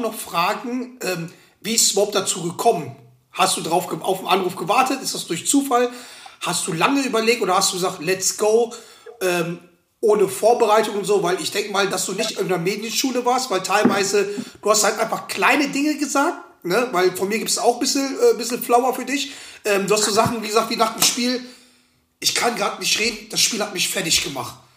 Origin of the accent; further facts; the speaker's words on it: Schwelm, North Rhine-Westphalia, Germany; ich komme aus Schwelm